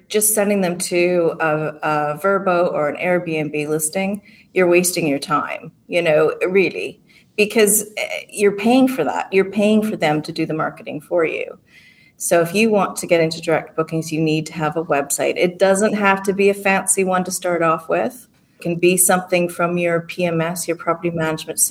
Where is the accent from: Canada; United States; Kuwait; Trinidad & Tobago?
Canada; moved away as an adult; also born or lived in England; I'm the Canadian